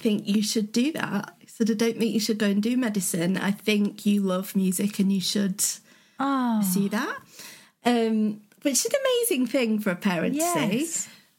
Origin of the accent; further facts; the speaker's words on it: the north of England, United Kingdom; accent: northern; my accent went a bit northern